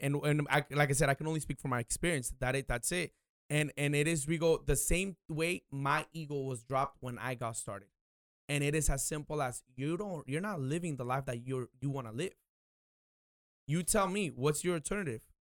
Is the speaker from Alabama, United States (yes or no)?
no; Oxnard, California, United States; I was born and raised here in Oxnard